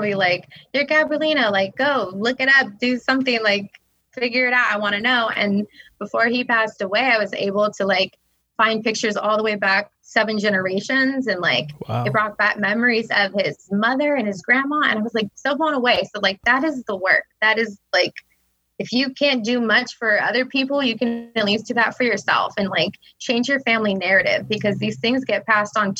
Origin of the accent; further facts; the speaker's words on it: California, United States; I'm here from the West Coast. I'm a California native. I'm Tongva.